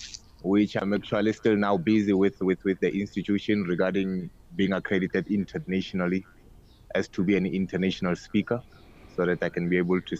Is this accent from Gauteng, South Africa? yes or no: no; Kimberley, Northern Cape, South Africa; now in Pretoria, South Africa; I'm originated from Kimberley, but now I'm in Pretoria.